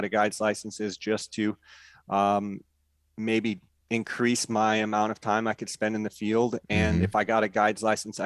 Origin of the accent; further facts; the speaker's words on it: Arizona, United States; also born or lived in California; I was born in California, but moved over here when I was one. And so I feel like I'm an Arizona native.